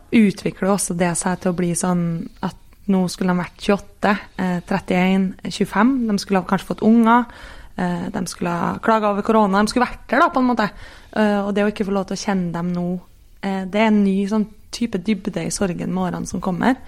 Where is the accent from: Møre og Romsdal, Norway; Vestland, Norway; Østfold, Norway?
Møre og Romsdal, Norway; Kristiansund; jeg er fra Kristiansund